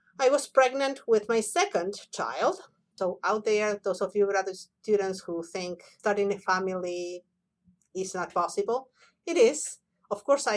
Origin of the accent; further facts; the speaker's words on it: Buenos Aires, Argentina; moved away; I was born and raised in Buenos Aires, Argentina.